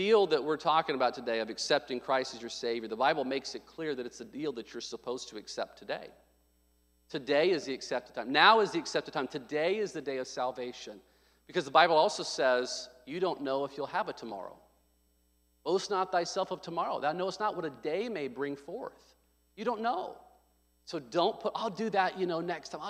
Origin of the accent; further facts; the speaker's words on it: Little Rock, Arkansas, United States; I was born in Little Rock, Arkansas, 1984, July 6, 1984.